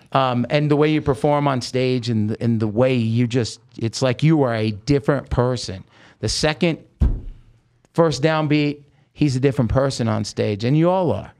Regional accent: Oregon, United States; also born or lived in Hollywood; now in Las Vegas, United States; I grew up in Oregon

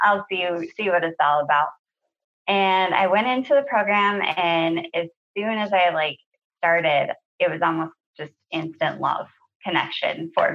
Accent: Minnesota, United States; moved away; I'm from Minnesota originally

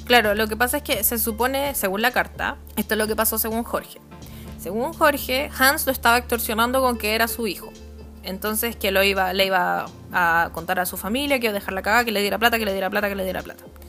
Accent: Puente Alto, Santiago Metropolitan Region, Chile; yo soy de Puente Alto

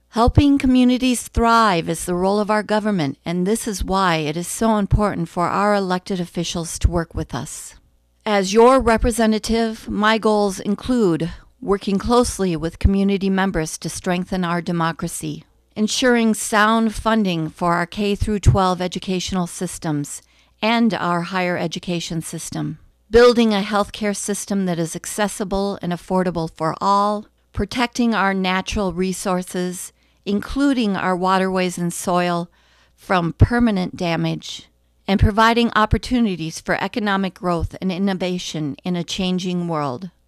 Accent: Bemidji, Minnesota, United States; also born or lived in Wright County, Minnesota; now in Annandale, United States; I was born in Bemidji

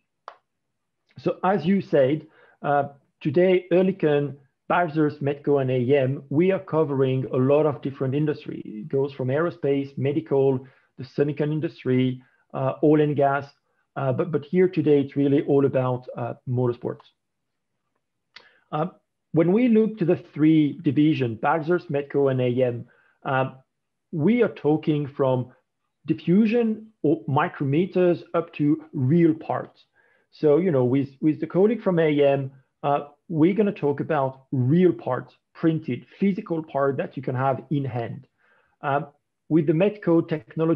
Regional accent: France; accent: French; English is a second language; as you may recognize by my accent, I'm actually French.

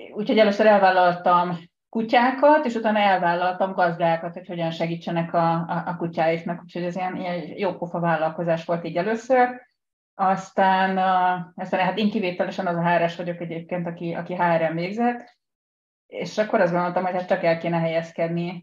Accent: Budapest, Hungary; also born or lived in Pest; Én Budán születtem, de most az elmúlt 20 évben Pesti vagyok

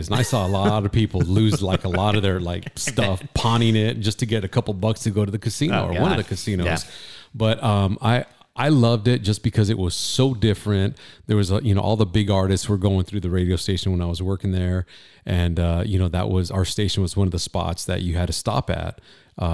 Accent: Fillmore, California, United States; now in Camarillo, United States; Yeah, I grew up in Fillmore and let me see, moved to Oxnard for a while once I met up with my wife.

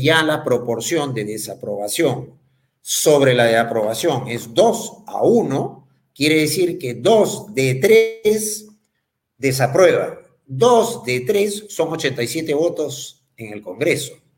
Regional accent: Peru; como peruanos

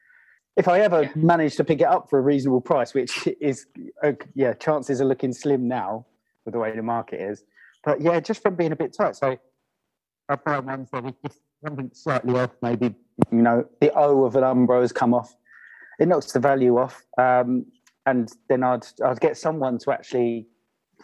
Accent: Kent, South East England, United Kingdom; I'm actually born and raised in Kent

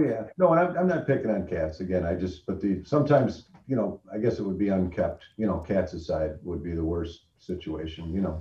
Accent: Brighton, Ontario, Canada; I grew up here in Brighton

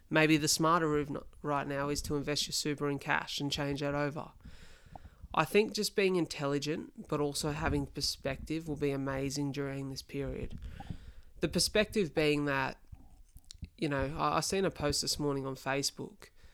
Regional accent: Wollongong, New South Wales, Australia; here in my hometown of Wollongong.

